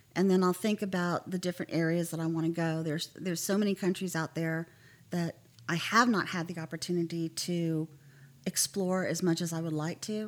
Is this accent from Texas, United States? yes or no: yes; Mineral Wells, Texas, United States; also born or lived in Fort Worth, Texas; I grew up um, in a little place called Mineral Wells